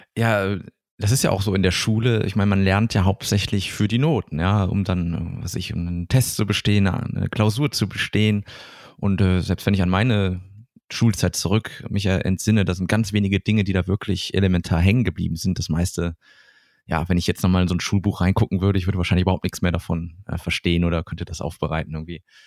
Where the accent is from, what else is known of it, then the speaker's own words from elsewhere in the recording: Germany; hier bei uns in Deutschland